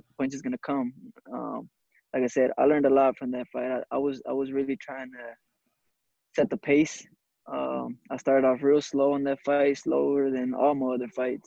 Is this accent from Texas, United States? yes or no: yes; Dallas, Texas, United States; born or raised there